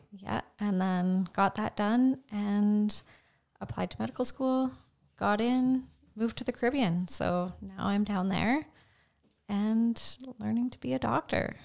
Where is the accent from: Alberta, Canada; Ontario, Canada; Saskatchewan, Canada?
Saskatchewan, Canada; Carrot River; I grew up in Cary River, Saskatchewan, so northeast of here